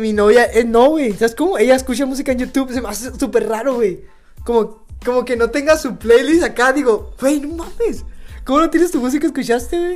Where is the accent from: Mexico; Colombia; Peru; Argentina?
Mexico; como mexicano